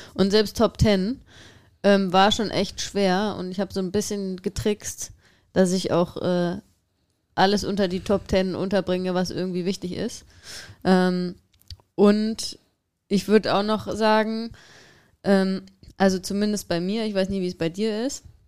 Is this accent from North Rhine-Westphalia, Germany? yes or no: yes; Düsseldorf area, North Rhine-Westphalia, Germany; ich komme ja jetzt nicht aus Düsseldorf, aber aus der Ecke und ähm, emotional ist Düsseldorf meine Heimat